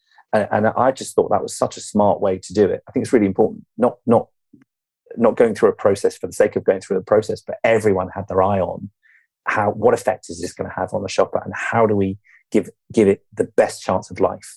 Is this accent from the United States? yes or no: no; England, United Kingdom; You and I, being English